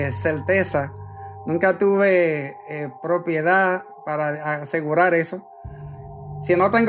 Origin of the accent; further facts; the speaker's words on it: San Pedro de Macorís, Dominican Republic; now in Puerto Rico; soy de San Pedro de Macorís, República Dominicana.